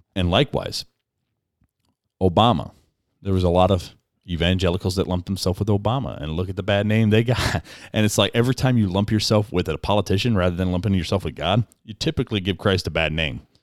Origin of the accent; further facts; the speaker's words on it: United States; I'm an American